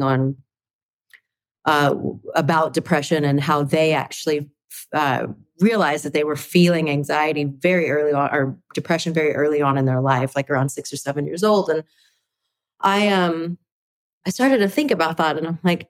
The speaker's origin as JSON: {"language": "English", "area": "Flowood", "region": "Mississippi", "country": "United States", "tie": "born or raised there", "also_born_or_lived": "Texas", "moved": "yes", "said": "I was born at a place called Flowood, Mississippi."}